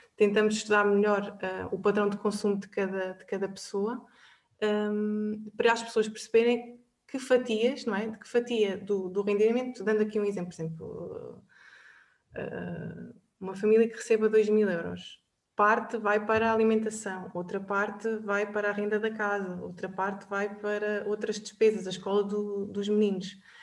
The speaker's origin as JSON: {"language": "Portuguese", "town": "Covilhã", "region": "Centro", "country": "Portugal", "tie": "born or raised there", "also_born_or_lived": "Lisbon", "moved": "as an adult", "said": "sou natural da Covilhã, ah, estudei lá até ao último ano da faculdade"}